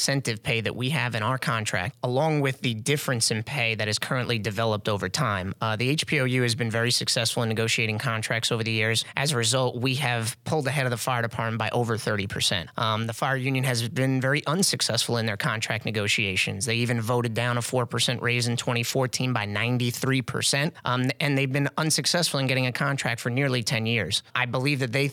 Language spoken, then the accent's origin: English; Texas, United States; I was from Texas